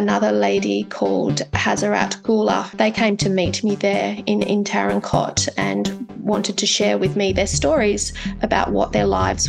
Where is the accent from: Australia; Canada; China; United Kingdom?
Australia; being an Australian